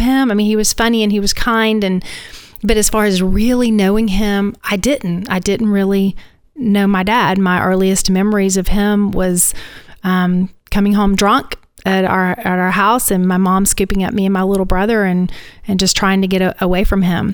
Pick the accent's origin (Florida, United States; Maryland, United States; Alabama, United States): Alabama, United States; Northeast; moved away as an adult; also born or lived in Mobile, Alabama; now in Tampa, United States; I grew up in Northeast Alabama